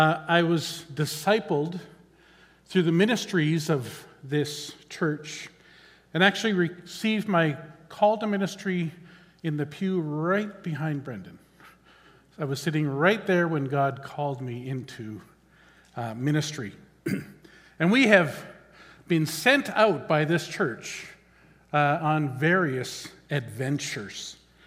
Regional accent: the Okanagan, British Columbia, Canada; Growing up in the Okanagan, we had a boat, and we would explore the shorelines of Okanagan Lake on a Sunday afternoon.

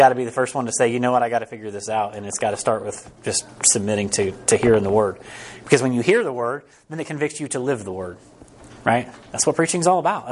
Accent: Harrisonville, Missouri, United States; We're from Harrisonville.

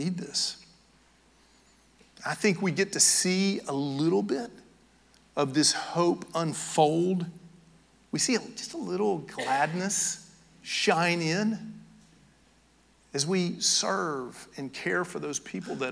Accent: Knoxville, Tennessee, United States; now in Georgia, United States; I'm from Knoxville, Tennessee

